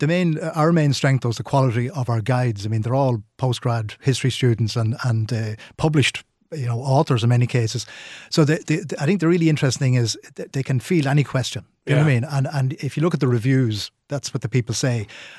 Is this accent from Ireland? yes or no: yes; Ireland; look, we're Irish.